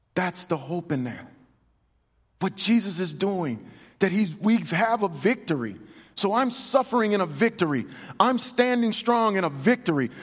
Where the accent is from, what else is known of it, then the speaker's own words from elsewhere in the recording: United States; I am a man of God before I'm an American